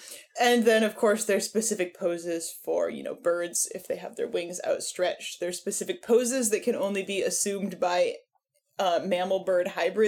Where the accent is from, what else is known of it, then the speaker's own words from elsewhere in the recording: Berlin, Germany; I'm from Berlin.